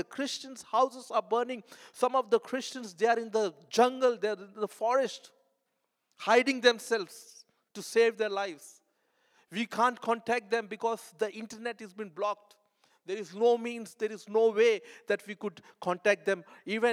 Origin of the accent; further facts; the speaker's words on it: India; moved away; I'm coming from India